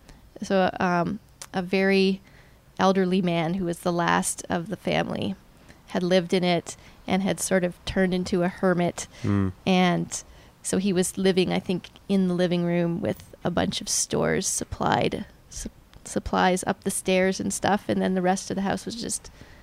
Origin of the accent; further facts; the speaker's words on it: Hamilton, Ontario, Canada; born there; also born or lived in Germany; I was born in Hamilton, and then we moved around a fair bit.